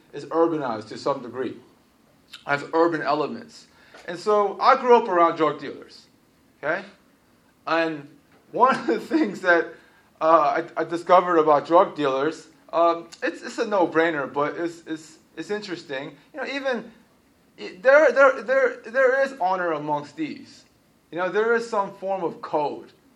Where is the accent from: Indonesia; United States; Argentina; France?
United States; Baltimore, Maryland; I'm from Baltimore City, and Baltimore City is like heroin central